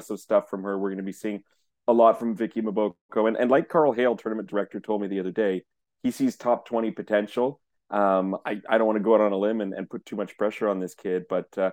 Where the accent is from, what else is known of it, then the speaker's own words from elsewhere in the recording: Canada; us being Canadian tennis journalists